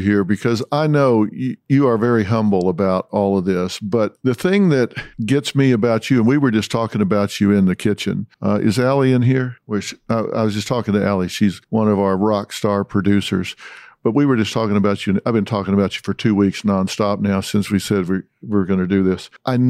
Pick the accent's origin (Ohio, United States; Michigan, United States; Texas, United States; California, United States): Texas, United States; accent: Texas; it? Yeah, it is Texas. Yeah.